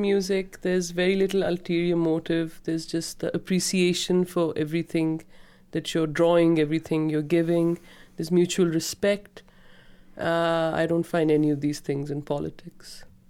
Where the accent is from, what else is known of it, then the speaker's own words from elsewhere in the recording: Pakistan; We're girls and we're Pakistani